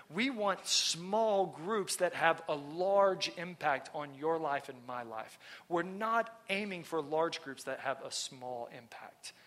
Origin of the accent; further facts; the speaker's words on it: Texas, United States; moved away; I'm from Texas.